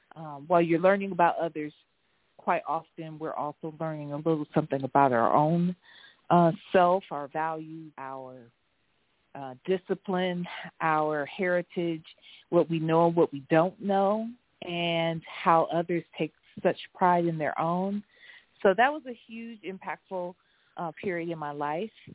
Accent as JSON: {"language": "English", "region": "Ohio", "country": "United States", "tie": "born or raised there", "said": "I live in Ohio and was born and raised in Ohio"}